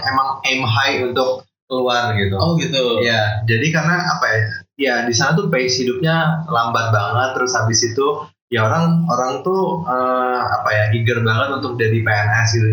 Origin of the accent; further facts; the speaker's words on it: Bengkulu, Indonesia; also born or lived in Bandar Lampung / Palembang / Depok; SMP SMA semuanya di Bengkulu